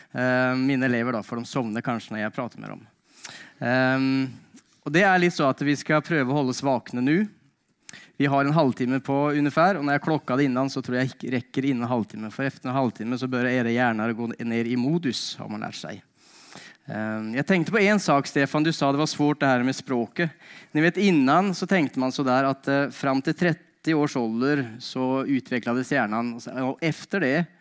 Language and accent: Norwegian; Norway; moved away as an adult; now in Sweden; jeg eh, kom fra Norge. Eh, bodd her i eh, ikke allmenn tid, men 16 eh, år tror jeg det blir.